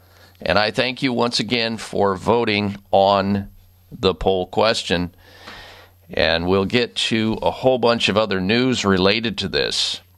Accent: Midwest, United States; I grew up in the Midwest, folks.

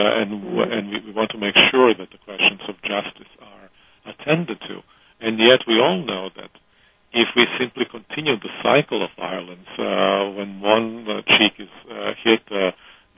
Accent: Croatia; I come from Croatia

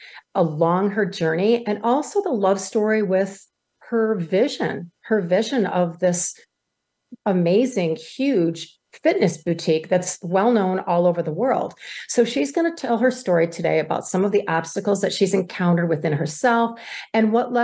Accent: Michigan, United States; I'm from Michigan. It's a very, very prestigious school here

